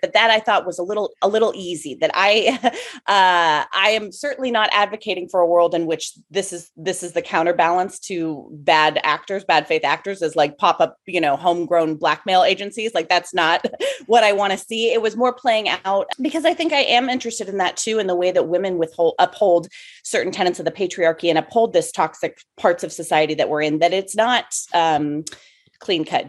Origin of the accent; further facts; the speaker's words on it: Arcata, California, United States; also born or lived in San Francisco Bay Area; now in Los Angeles, United States; I'm from originally a little town in Northern California called Arcata